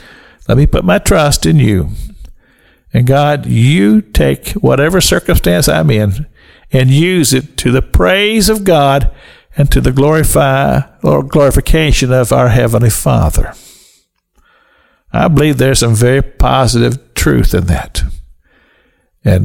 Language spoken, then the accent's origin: English; United States; I'm a citizen of the United States of America, that I'm an American.